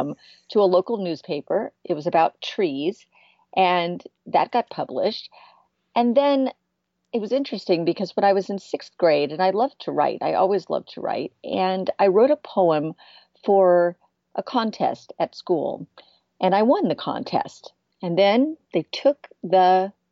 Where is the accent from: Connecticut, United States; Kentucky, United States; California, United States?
California, United States; San Francisco Bay Area; also born or lived in Florida Keys, Florida; I grew up in the San Francisco Bay Area part of the time. And the other part of the time, I grew up in the Florida Keys